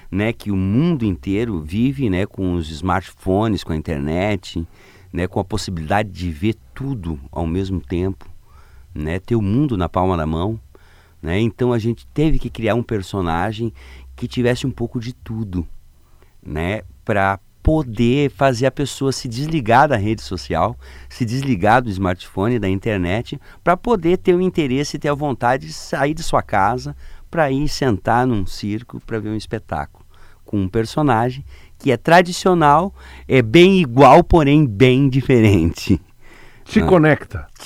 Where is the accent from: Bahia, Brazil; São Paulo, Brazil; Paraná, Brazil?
Paraná, Brazil; Lapa; born there; do Paraná, na cidade da Lapa, é pertinho de Curitiba